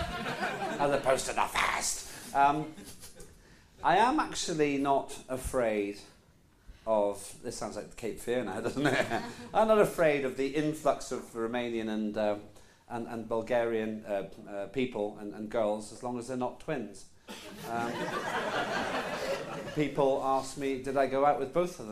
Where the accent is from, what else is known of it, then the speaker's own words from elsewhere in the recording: Northern Ireland, United Kingdom; first language Estonian; English is a second language; moved away; also born or lived in Newcastle upon Tyne; In Northern Ireland, there weren't that many Estonians. There were 12 of us